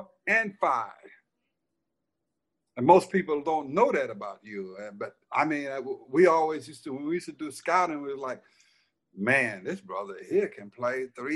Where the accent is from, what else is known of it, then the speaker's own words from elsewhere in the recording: Silver City, Mississippi, United States; born there; I was born in Silver City, Mississippi, where there's